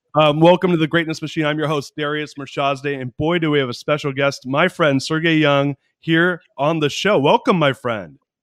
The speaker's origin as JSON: {"language": "English", "area": "San Francisco Bay Area", "region": "California", "country": "United States", "tie": "born or raised there", "moved": "as an adult", "lives_now": "Austin, United States", "said": "I grew up in the San Francisco Bay Area"}